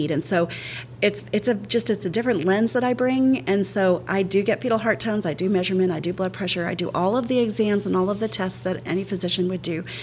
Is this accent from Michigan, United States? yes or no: no; El Paso, Texas, United States; but El Paso I claim as home because I, I spent from sixth grade to twelfth grade there, and then I did kindergarten, first grade there.